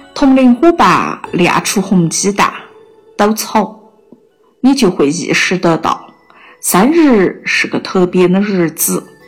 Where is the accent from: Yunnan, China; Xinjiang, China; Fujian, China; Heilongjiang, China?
Yunnan, China; Kunming; accent: Kunming dialect; 在我们方言上，“南国”意思是有些男士呢 gender 啊